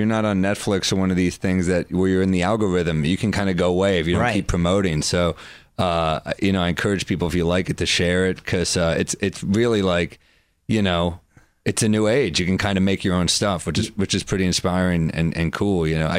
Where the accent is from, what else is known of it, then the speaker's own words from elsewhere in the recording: New York City, New York, United States; I'm from New York City.